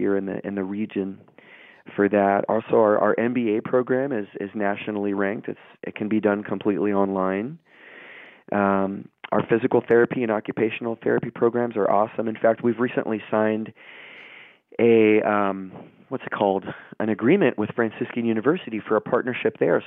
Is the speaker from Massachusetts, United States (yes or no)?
no; Dallas, Texas, United States; moved away as an adult; now in Ohio, United States; I grew up in Dallas, Texas, and I went to Catholic school